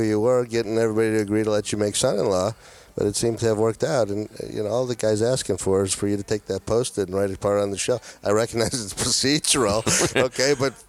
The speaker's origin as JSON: {"language": "English", "town": "Cleveland", "region": "Ohio", "country": "United States", "tie": "born or raised there", "moved": "yes", "said": "I'm a kid from Cleveland, Ohio"}